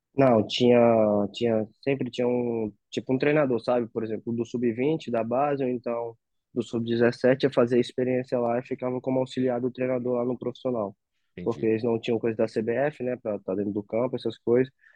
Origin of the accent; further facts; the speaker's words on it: Acre, Brazil; moved away; also born or lived in Rio de Janeiro; Que eu sou do Acre, um lugar muito longe